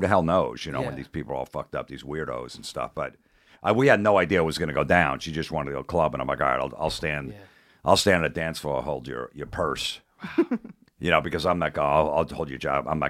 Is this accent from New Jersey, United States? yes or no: yes; New Jersey, United States; In Jersey.